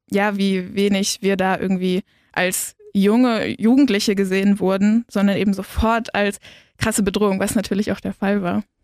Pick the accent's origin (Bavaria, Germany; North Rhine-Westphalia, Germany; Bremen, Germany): Bremen, Germany; now in Ulm, Germany; ich komme ursprünglich aus Bremen und bin da auch in einer relativ ähm, linken Gruppe gewesen, jetzt hier in Ulm auch genauso.